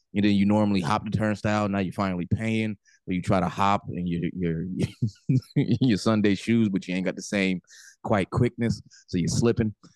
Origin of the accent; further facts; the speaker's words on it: New Jersey, United States; I'm the dude from Jersey that drinks